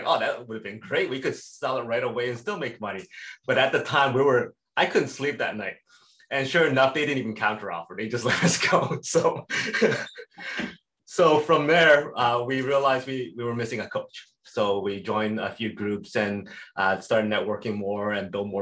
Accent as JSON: {"language": "English", "town": "Edmonton", "region": "Alberta", "country": "Canada", "tie": "born or raised there", "said": "I was born and raised in Edmonton, Alberta."}